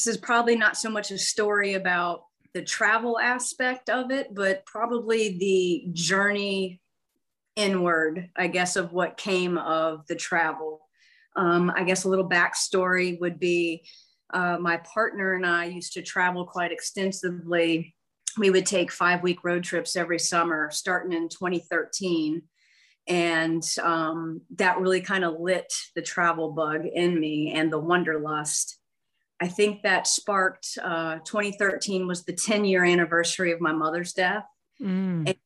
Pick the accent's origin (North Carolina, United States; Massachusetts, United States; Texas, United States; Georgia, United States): North Carolina, United States; High Point; I'm from North Carolina in a city called High Point, which is close to the Greensboro, Winston-Salem area